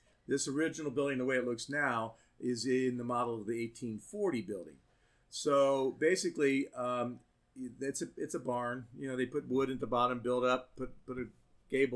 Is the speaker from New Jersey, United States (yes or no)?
no; Columbus, Ohio, United States; moved away as an adult; also born or lived in Ashland, Kentucky; now in Athens, United States; I'm from Columbus, Ohio.